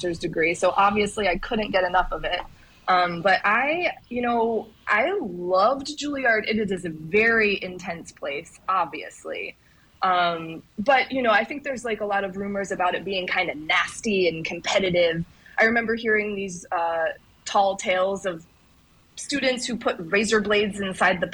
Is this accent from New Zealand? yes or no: no; St. Croix, U.S. Virgin Islands; I grew up on St. Croix